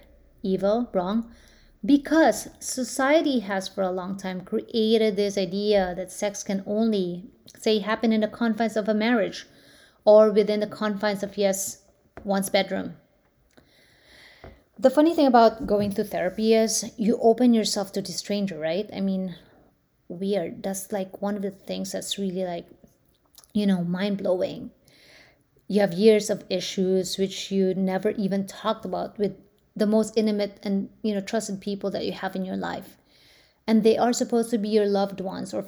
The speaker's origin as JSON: {"language": "English", "country": "Philippines", "tie": "born or raised there", "moved": "yes", "lives_now": "United States", "said": "I grew up in the Philippines"}